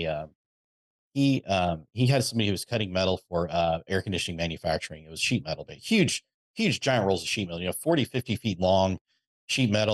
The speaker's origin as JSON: {"language": "English", "town": "Napa", "region": "California", "country": "United States", "tie": "born or raised there", "also_born_or_lived": "Texas", "said": "I was born and raised in Napa, California"}